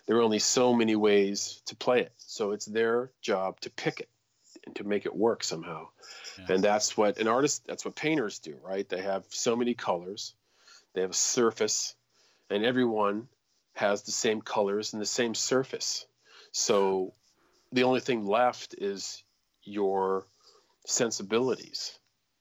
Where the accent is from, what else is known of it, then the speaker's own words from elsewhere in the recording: Pittsburgh, Pennsylvania, United States; now in Brunswick, Maine, United States; when I was growing up in Pittsburgh